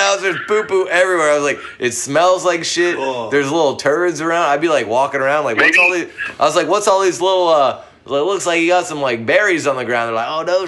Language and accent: English; St. Louis, Missouri, United States; I grew up in St. Louis, Missouri